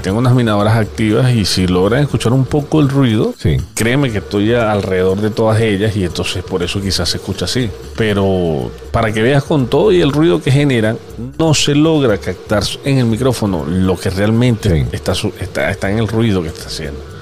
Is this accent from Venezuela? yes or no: yes; Venezuela; como todo venezolano